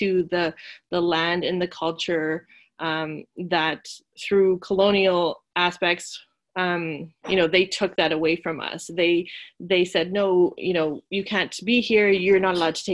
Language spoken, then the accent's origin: English; Saddle Lake Cree Nation, Alberta, Canada; also born or lived in Beaver Hills House (Edmonton); I come from the Saddle Lake Cree Nation, as well as Beaver Hills House